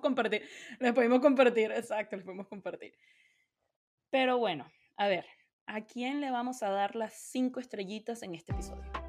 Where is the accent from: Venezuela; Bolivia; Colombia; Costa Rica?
Venezuela; yo de Venezuela, a mí en mi casa a mí nunca me hablaron de invertir.